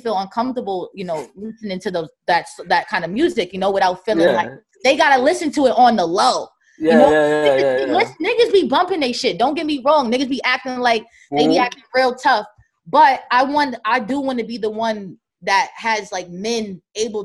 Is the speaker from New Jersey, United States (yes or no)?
yes; New Jersey, United States; I'm from Jersey